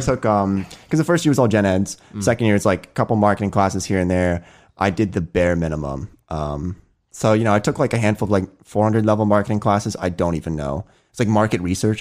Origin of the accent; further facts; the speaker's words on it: Pennsylvania, United States; I'm born and raised in Pennsylvania, so uh, I have my hometown friends